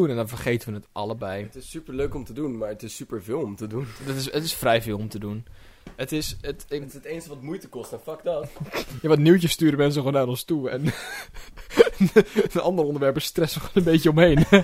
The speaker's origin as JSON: {"language": "Dutch", "country": "Netherlands", "said": "Ik ben een trotse Nederlander en ik wil apartheid in de trein."}